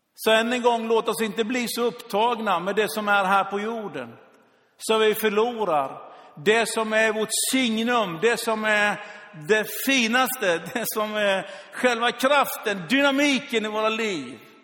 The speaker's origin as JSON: {"language": "Swedish", "country": "Sweden", "said": "som svensk"}